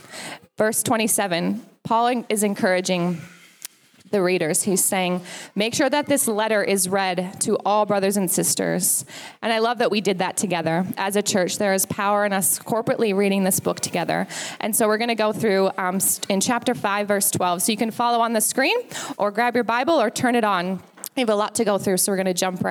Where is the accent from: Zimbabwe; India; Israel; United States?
United States; now in Australia; as an American